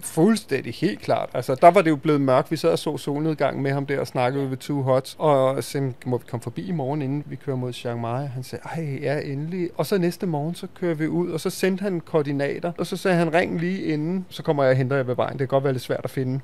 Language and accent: Danish; Denmark; vi jo som danskere